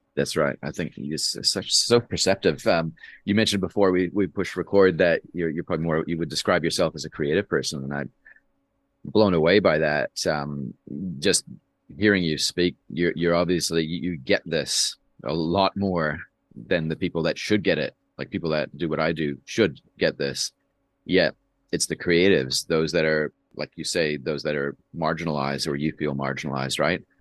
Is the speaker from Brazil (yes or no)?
no; Canada; now in New Zealand; I've lived more of my, more of my life here than I have in Canada, where I'm from.